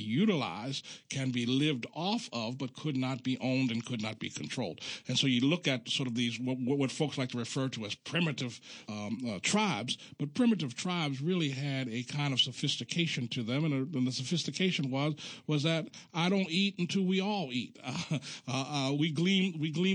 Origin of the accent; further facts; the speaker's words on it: Baltimore, Maryland, United States; I'm from Baltimore, even though we on my block, there was always a communal aspect